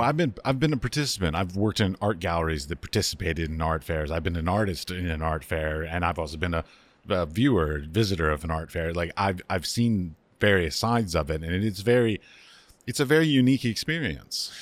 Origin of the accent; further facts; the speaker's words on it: United States; also born or lived in Middle East; now in Prague, Czech Republic; I'm an American. I've lived in the Middle East. I now live in Prague.